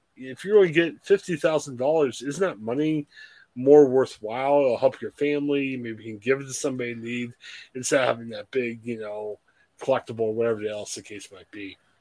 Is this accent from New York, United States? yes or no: no; Ohio, United States; we're from Ohio